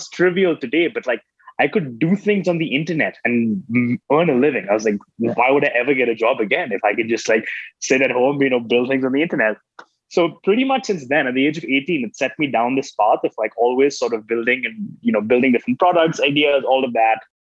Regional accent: Oman; moved away as an adult; also born or lived in Mumbai, India; now in United States; I was born in Bombay, never lived in India, actually grew up in Oman, the Middle East, moved to America to go to college in 2006, 2007.

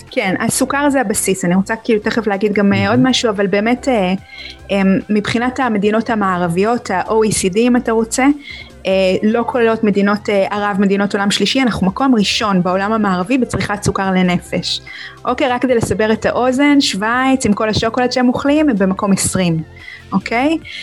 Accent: Israel; שאנחנו צורכים כישראלים

